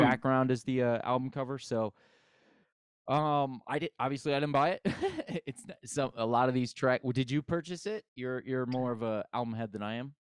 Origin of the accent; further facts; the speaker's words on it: United States; I grew up in America